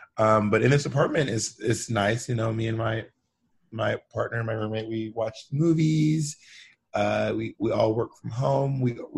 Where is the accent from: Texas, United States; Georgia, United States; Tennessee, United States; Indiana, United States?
Georgia, United States; also born or lived in Alabama / Mississippi; But I'm from like the South. So I'm from Georgia, Alabama, and Mississippi. I just moved around throughout all those spaces, my entire childhood.